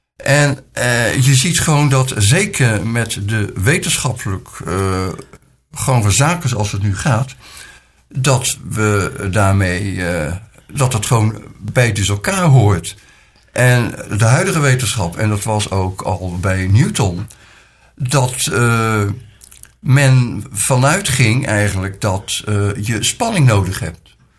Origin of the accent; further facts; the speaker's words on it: Rotterdam, South Holland, Netherlands; now in Nieuw-Lekkerland, Netherlands; Ik ben geboren in Rotterdam. Ook mijn jeugd heb ik in deze stad eh, doorgebracht.